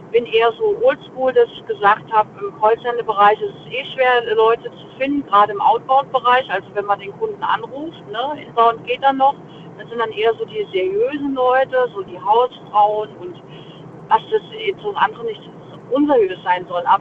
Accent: Mainz, Rhineland-Palatinate, Germany; Aus Mainz.

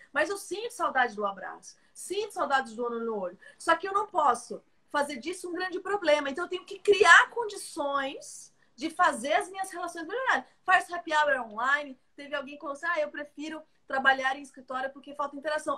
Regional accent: Brazil; nós brasileiros

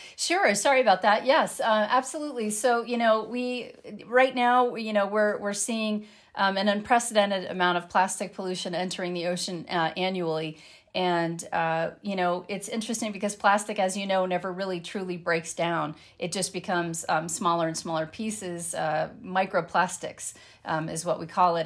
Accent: landlocked Colorado, United States; I grew up in Lanlock, Colorado

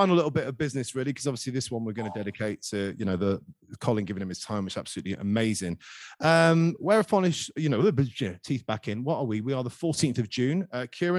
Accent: Skegness, East Midlands, United Kingdom; moved away; growing up in Skeg and being in exile for sort of 16 years

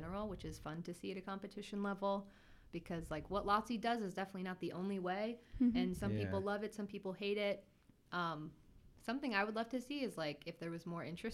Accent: Chicago suburbs, Illinois, United States; moved away; also born or lived in Nebraska; I'm from the Chicago suburbs

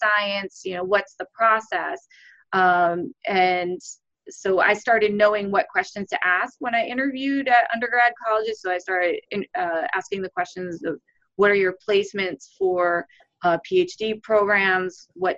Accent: Cleveland, Ohio, United States; moved away; I grew up in Cleveland. I would say growing up in Ohio

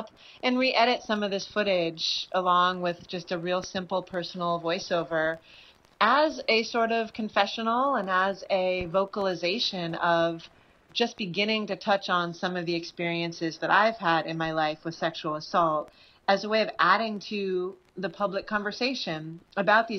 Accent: Berkeley, California, United States; now in New York, United States; I grew up in Berkeley, California, and now I live in New York

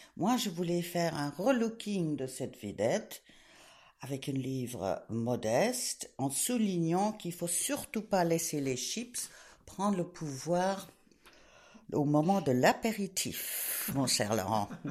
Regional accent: England, United Kingdom; moved away; also born or lived in Switzerland / France / South America; Je suis née en Suisse, élevée en Angleterre, d'une famille cosmopolite

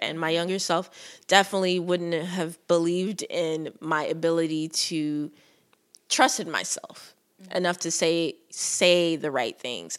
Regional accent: Nigeria; being a Nigerian woman

